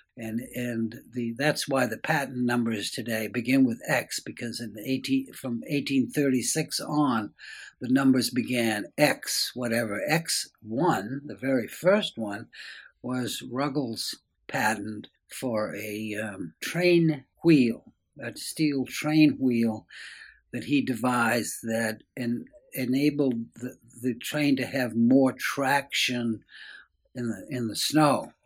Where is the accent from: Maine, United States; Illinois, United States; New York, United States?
Maine, United States; Waterville; I'm a Maine boy, and um, I was born in Waterville